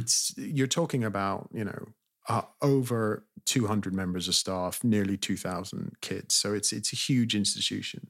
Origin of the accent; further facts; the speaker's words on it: California, United States; also born or lived in Britain; now in United Kingdom; I grew up in California